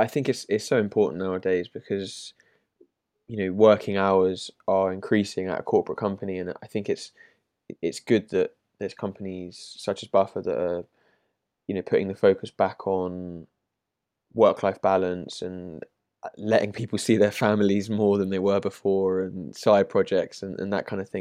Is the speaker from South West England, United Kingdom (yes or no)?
no; London, United Kingdom; I'm from London myself